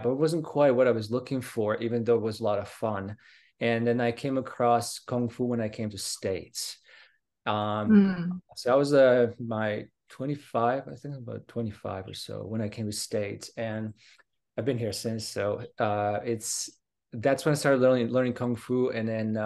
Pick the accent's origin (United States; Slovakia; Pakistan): Slovakia; English is a second language; moved away as an adult; also born or lived in United Kingdom; I come from Slovakia, and I spent basically most of my life, most of my early part of my life there until 20 or so. And I left to the UK.